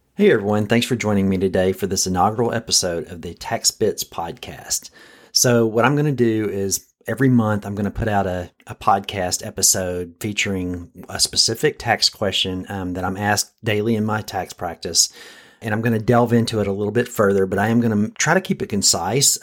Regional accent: Texas, United States; As a Texan

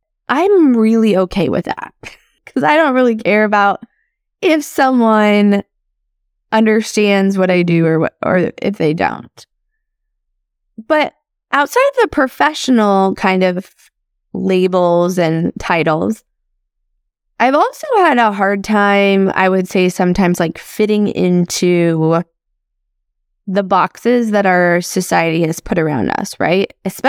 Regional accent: Midwest, United States; born or raised there

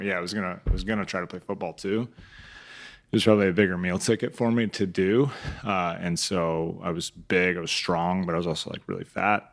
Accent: Council Bluffs, Iowa, United States; moved away; grew up in Council Post, Iowa

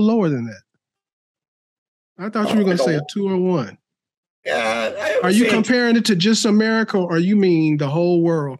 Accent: Chicago, Illinois, United States; now in Palmer, United States; I grew up in Chicago.

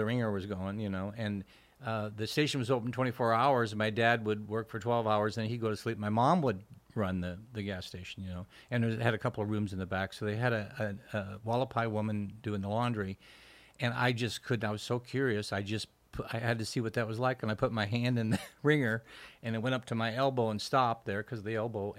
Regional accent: Iowa, United States; born there; I was born in Iowa.

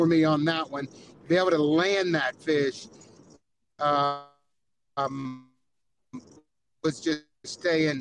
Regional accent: Florida, United States; being from Florida

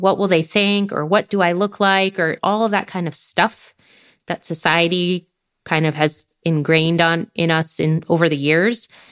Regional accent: United States; moved away as an adult; now in France; being from the U S

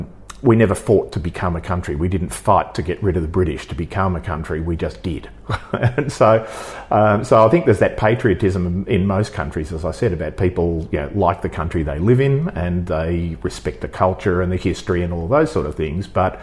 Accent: Australia; born or raised there

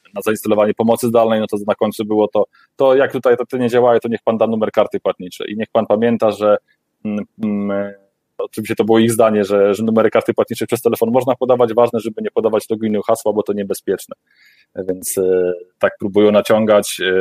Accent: Warmian-Masurian Voivodeship, Poland; pochodzę trochę z tamtych rejonów

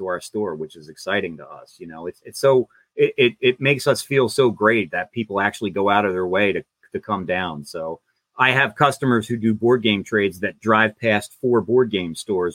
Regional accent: Woodbury, New Jersey, United States; I grew up in Woodbury

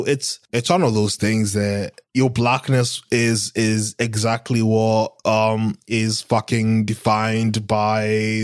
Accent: Kenya; I'm fucking from Kenya.

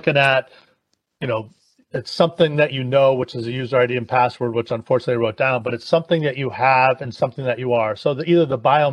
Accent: Hartford, Connecticut, United States; now I'm from Hartford

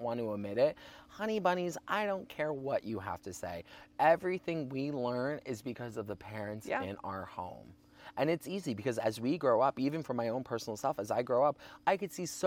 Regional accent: Ohio, United States; moved away; also born or lived in Sleepy Hollow, New York; I grew up in Ohio, a Midwest country, I mean, state

